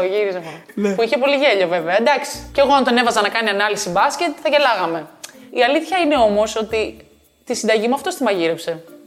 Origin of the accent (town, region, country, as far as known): Greece; also born or lived in Texas, United States / New York, United States